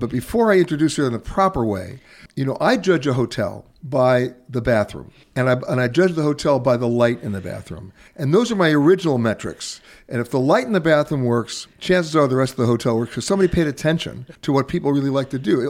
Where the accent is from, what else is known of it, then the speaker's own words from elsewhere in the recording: New York, United States; also born or lived in Los Angeles; I'm from New York, and, and, you know, I grew up in neighborhoods.